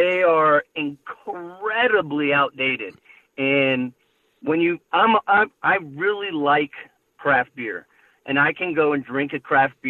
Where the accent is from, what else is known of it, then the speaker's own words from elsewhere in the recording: Bay Area, California, United States; moved away as an adult; now in Reno, United States; I was born in the Bay Area